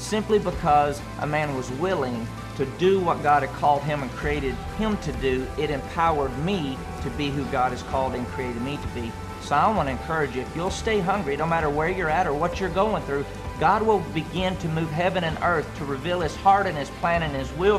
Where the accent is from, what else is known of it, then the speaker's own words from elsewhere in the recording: Andrews, Texas, United States; I grew up in Andrews, Texas, in a great family